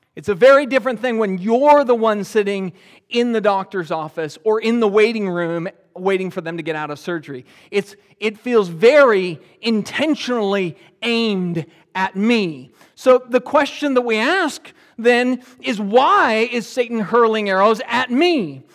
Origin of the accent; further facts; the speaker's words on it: United States; I'm an American